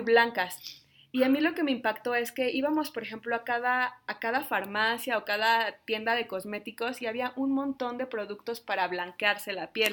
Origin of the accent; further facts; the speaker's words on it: Mexico; yo soy de México